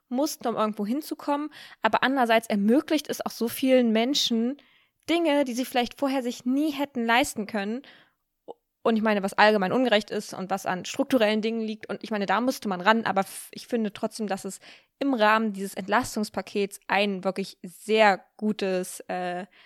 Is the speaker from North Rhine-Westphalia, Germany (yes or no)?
no; Saxony-Anhalt, Germany; so ich komme ja aus der Nähe von Magdeburg, gerade auch in die Richtung mal fahren, weil ich habe ja auch quasi ein Ticket für Sachsen, aber meine Family kommt ja aus Sachsen-Anhalt.